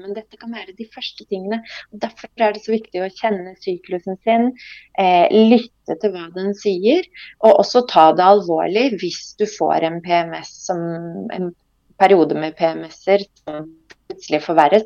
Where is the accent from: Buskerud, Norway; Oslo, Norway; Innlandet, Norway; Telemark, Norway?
Telemark, Norway; Skien; jeg kommer opprinnelig fra Skien. Eh, født og oppvokst der.